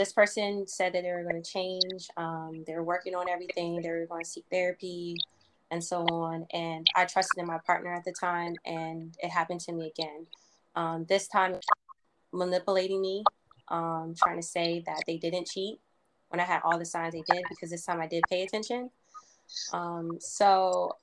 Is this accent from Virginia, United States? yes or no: yes; Virginia, United States; I am from the DMV, and I'm from Virginia. I've been in Virginia for about 20 years.